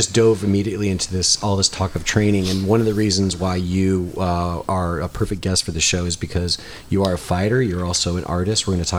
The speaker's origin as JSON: {"language": "English", "region": "Michigan", "country": "United States", "moved": "yes", "said": "I'm from Michigan originally."}